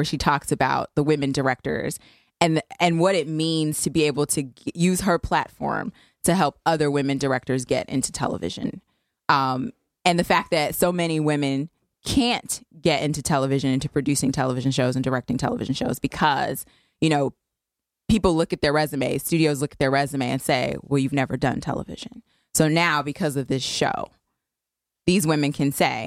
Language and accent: English; the South, United States; accent: Southern; moved away; I grew up in the South